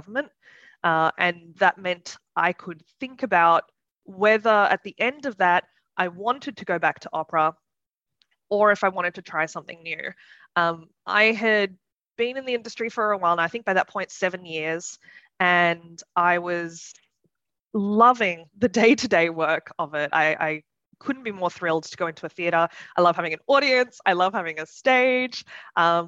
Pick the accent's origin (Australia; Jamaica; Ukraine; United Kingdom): Australia; Sydney, New South Wales; moved away as an adult; now in Leipzig, Germany; I live in Leipzig in Germany. So I moved here 5.5 years ago, actually. So it's been a while, but I come from Sydney originally.